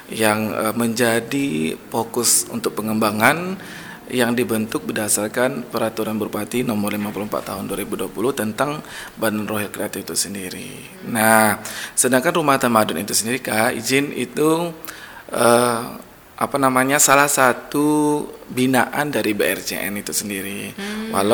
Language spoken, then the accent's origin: Indonesian; Kubu, Riau, Indonesia; ya kalau dari awal ya kayak ya, saya dari SD SMP SMA itu di kubu